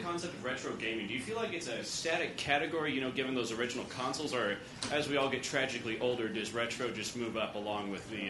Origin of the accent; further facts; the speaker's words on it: Canada; I'm from Canada